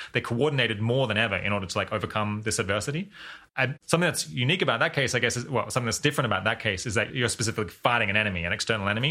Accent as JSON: {"language": "English", "country": "Australia", "said": "as an Australian"}